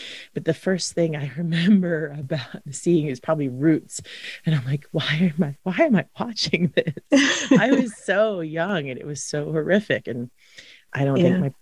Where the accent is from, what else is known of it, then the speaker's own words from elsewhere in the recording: Philadelphia, Pennsylvania, United States; now in Colorado, United States; I grew up in Philadelphia too